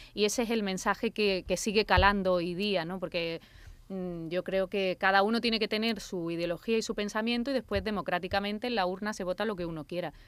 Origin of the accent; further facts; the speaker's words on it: Andalusia, Spain; yo que soy muy andaluza, que tengo raíz manchega